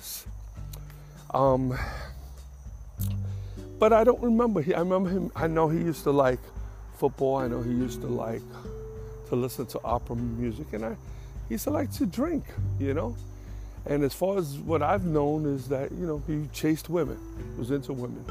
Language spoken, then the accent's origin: English; New York, United States; moved away; where I grew up in New York. I grew up with a single mother who didn't drive.